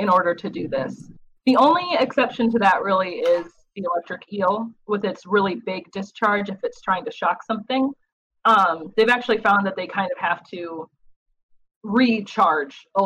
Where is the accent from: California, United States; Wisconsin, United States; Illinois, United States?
Wisconsin, United States; I grew up in Wisconsin.